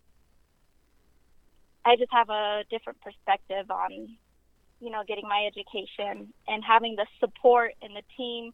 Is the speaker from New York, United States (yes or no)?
no; Grand Junction, Colorado, United States; I was born and raised here in Grand Junction.